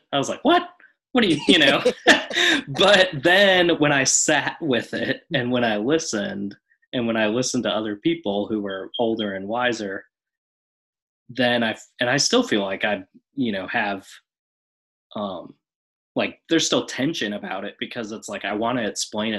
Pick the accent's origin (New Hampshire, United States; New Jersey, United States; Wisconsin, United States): Wisconsin, United States; Oshkosh; my hometown in Oshkosh